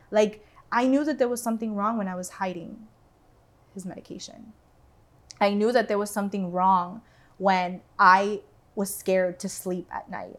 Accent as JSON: {"language": "English", "town": "Doral", "region": "Florida", "country": "United States", "tie": "born or raised there", "also_born_or_lived": "Venezuela", "said": "I grew up in Doral"}